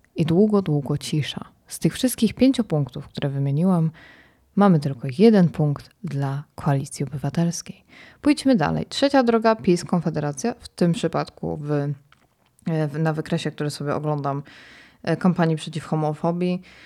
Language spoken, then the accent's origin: Polish; Poland; jestem z Polski